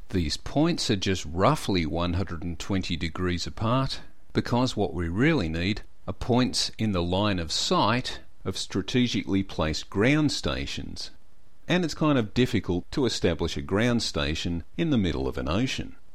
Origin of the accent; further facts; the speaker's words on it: Australia; I'm an Australian.